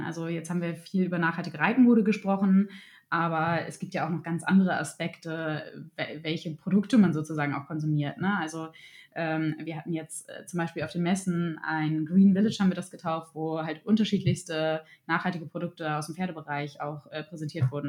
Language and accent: German; Germany; bei uns in Deutschland